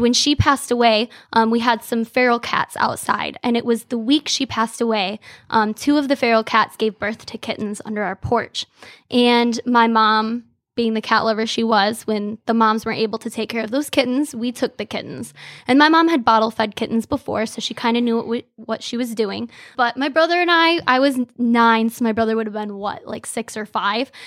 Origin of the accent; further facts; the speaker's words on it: Frankenmuth, Michigan, United States; also born or lived in Bay City, Michigan; I'm born and raised in Frankenmuth, Michigan